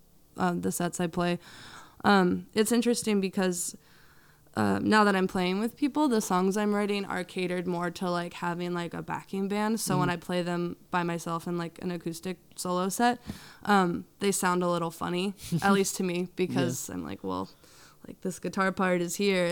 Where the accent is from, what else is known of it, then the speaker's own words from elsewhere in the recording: Berks County, Pennsylvania, United States; I grew up in Berks County